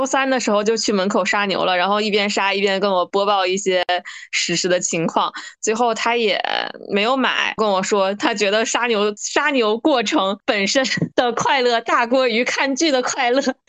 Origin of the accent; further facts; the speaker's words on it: northern China, China; 身为北方人的我